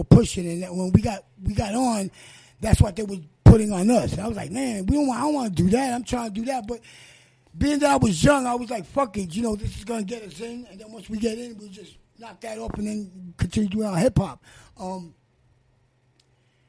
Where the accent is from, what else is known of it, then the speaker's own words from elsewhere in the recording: New York City, New York, United States; we came from the hood and we came from Spanish Harlem in the barrio